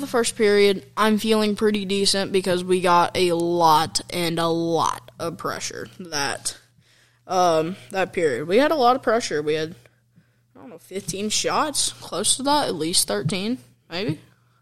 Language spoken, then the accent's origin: English; Kentucky, United States; I'm actually from Kentucky